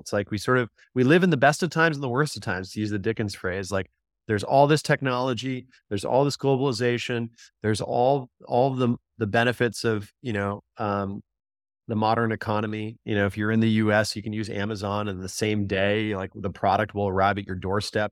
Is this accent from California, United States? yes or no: yes; Southern California, United States; I grew up in Southern California